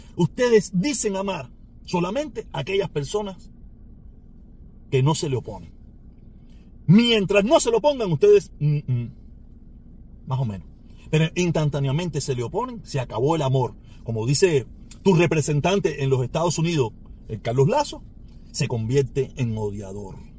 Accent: Cuba; moved away; mi patria ah, donde yo nací, ¿me entiendes? Donde sí tengo una pila de generaciones

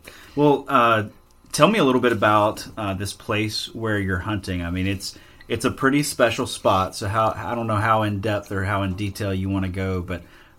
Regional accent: Alabama, United States; You know, growing up in Alabama and hunting there, I could usually count on one decent buck encounter for the year.

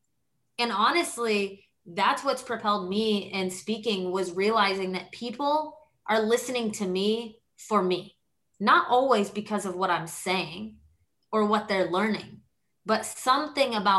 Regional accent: Texas, United States; growing up in Texas, I was taught to have a lot of pride

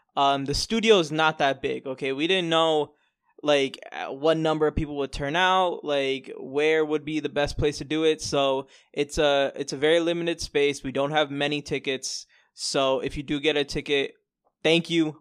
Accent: Florida, United States; moved away as an adult; also born or lived in New York; now in New York City, United States; born in New York. I lived here for a couple years. Uh, my family moved down to Florida in two thousand, two thousand and two

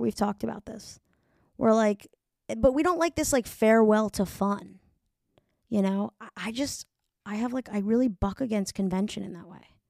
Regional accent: New York, United States; I'm from New York

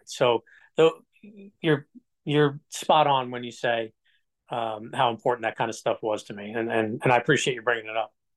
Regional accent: Hillsborough, New Jersey, United States; also born or lived in Fort Smith, Arkansas / Howell, New Jersey; I was born in Fort Smith, Arkansas. We won't count that. We're just gonna, we, a year old, we moved right to Howell, New Jersey.

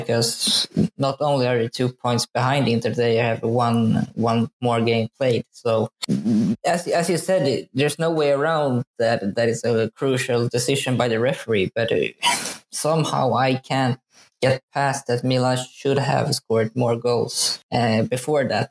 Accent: Sweden; So I'm born and raised in Sweden, but my family is from Italy, a place outside of Torino called Alba

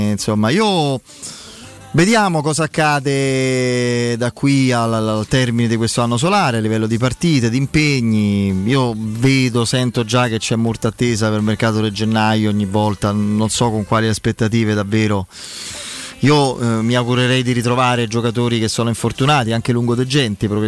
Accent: Campania, Italy; no, beh, dai, sono una campana.

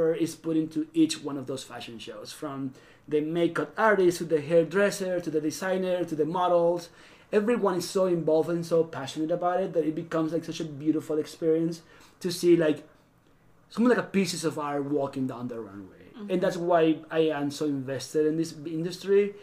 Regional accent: Venezuela; accent: South American; moved away; I'm actually Venezuelan

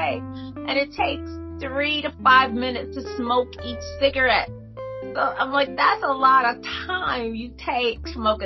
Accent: Detroit, Michigan, United States; growing up in Detroit

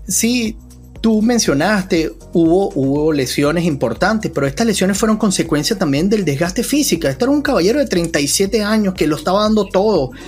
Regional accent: Venezuela; nosotros en Venezuela

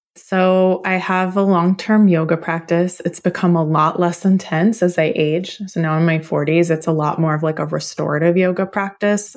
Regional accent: Oklahoma, United States; I was born in Oklahoma, and my family goes back on both sides at least four generations

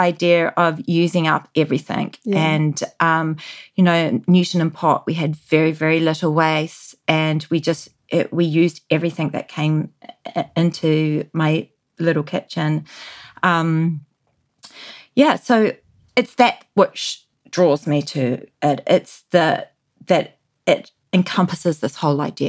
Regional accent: New Zealand; moved away; growing up in New Zealand in the 80s

